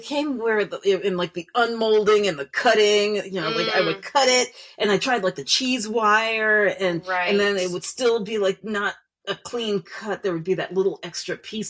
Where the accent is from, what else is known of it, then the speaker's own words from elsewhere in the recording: New Jersey, United States; now in Hawaii, United States; we're both from New Jersey